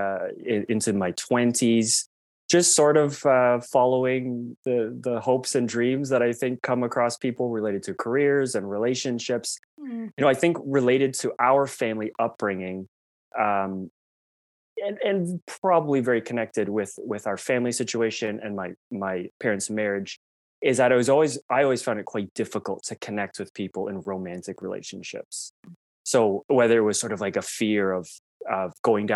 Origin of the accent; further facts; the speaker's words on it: Toronto, Ontario, Canada; I grew up in Toronto, one of six kids in a very devout Catholic family.